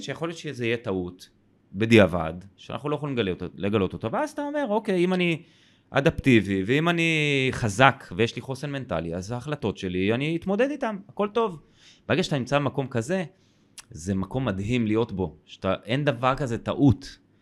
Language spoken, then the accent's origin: Hebrew; Israel; אני גדלתי בקיבוץ